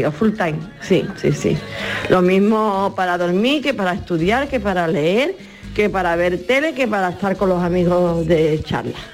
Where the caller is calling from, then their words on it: Jerez de la Frontera, Andalusia, Spain; de Jerez.